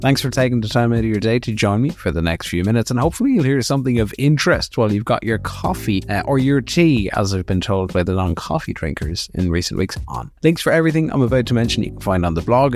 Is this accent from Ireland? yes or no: yes; Kilkenny, Leinster, Ireland; in Kilkenny, which is my hometown